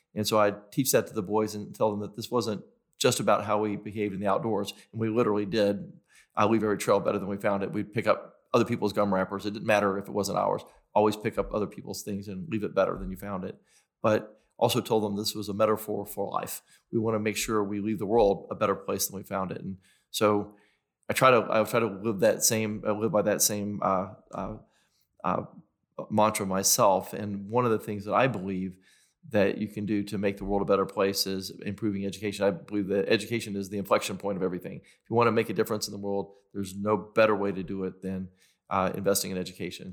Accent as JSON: {"language": "English", "town": "Knoxville", "region": "Tennessee", "country": "United States", "tie": "born or raised there", "said": "I grew up in South Knoxville."}